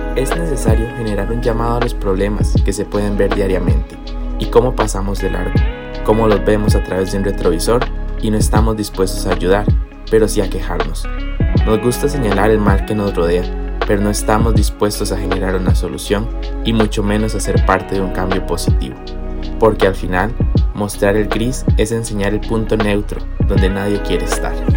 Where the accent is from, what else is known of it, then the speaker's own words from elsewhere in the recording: Costa Rica; nosotros como costarricenses